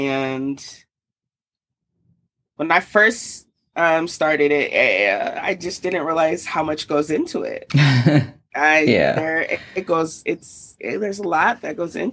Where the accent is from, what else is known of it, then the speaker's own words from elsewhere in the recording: Salt Lake City, Utah, United States; also born or lived in Oakland, California / Georgia; now in Denver, United States; I was born in Oakland, California, raised in Salt Lake City, Utah, and then moved to Georgia. And then now I'm here back in Denver. But I grew up mostly in Utah